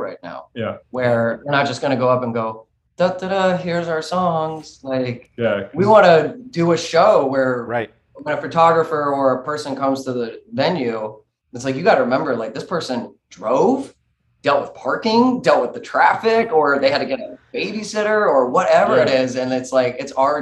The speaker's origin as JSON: {"language": "English", "region": "Ohio", "country": "United States", "moved": "yes", "lives_now": "Los Angeles, United States", "said": "I'm from Ohio."}